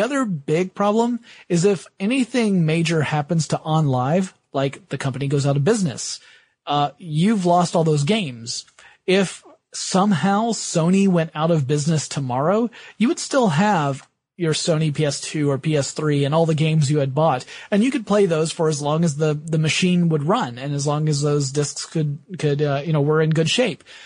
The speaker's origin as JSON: {"language": "English", "region": "the South", "country": "United States", "said": "I am from the South"}